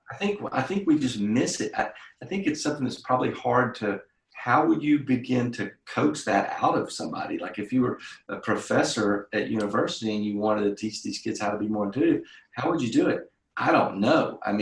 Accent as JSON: {"language": "English", "country": "Ireland", "said": "I'm Irish, so I always say that creativity is 80% alcohol, and the other 20% is caffeine."}